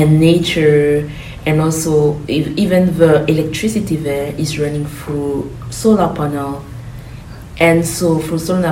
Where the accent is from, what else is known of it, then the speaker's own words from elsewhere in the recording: Burkina Faso; moved away as an adult; now in Greenville, United States; I am from Burkina Faso, a country located in West Africa.